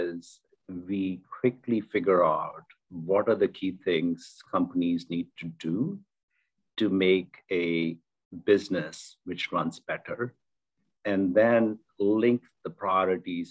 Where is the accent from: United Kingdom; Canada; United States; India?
India; moved away as an adult; also born or lived in South America; Born and raised in India